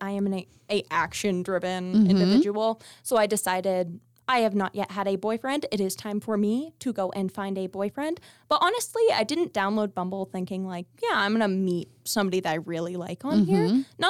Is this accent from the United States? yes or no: yes; Las Vegas, Nevada, United States; And I'm from Las Vegas, and it's like entertainment capital.